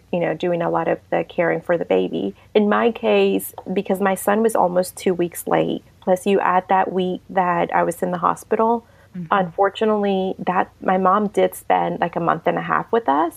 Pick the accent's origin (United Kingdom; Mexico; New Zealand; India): Mexico; also born or lived in Savannah, Georgia; now in Lincoln, United States; I'm from Mexico. That's where I'm from originally